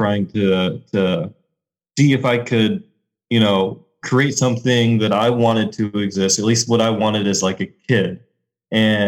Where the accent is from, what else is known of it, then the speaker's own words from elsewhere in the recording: Springfield, Missouri, United States; moved away as an adult; also born or lived in New York; now in Des Moines, United States; I grew up in Springfield, Missouri